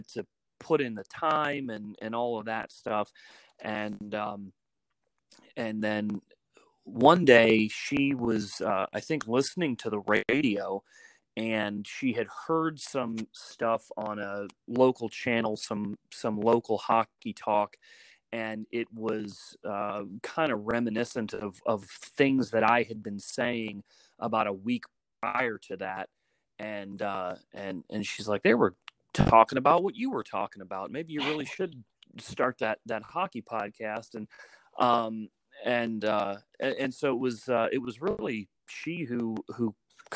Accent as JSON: {"language": "English", "town": "Woodland Park", "region": "Colorado", "country": "United States", "tie": "born or raised there", "said": "Grew up in a really small town called Woodland Park, and it's up in the mountains, very cold."}